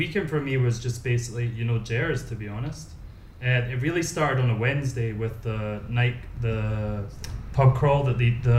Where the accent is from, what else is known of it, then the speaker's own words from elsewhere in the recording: Glasgow, Scotland, United Kingdom; moved away as an adult; now in Medellin, Colombia; I'm from Glasgow in Scotland.